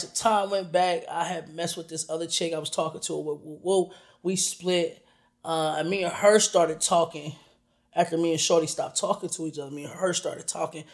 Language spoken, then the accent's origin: English; Orlando, Florida, United States; I'm from Orlando.